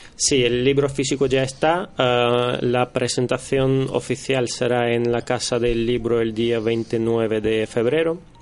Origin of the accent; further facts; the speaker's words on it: Russia; now in Spain; yo soy em, de origen rusa. Eh, llevo en España ya los últimos casi 15 años